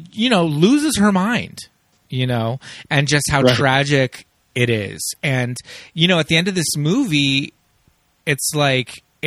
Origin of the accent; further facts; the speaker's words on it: Los Angeles, California, United States; I'm from here